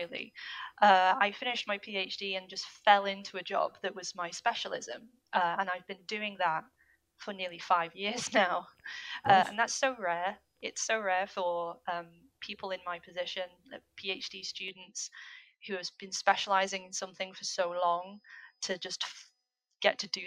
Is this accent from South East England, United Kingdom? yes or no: no; North West England, United Kingdom; now in Scotland, United Kingdom; I grew up in the northwest of England.